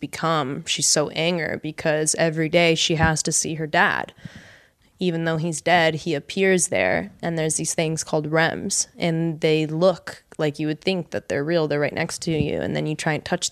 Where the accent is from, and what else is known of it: Los Angeles, California, United States; born or raised there; also born or lived in Miami, Florida, United States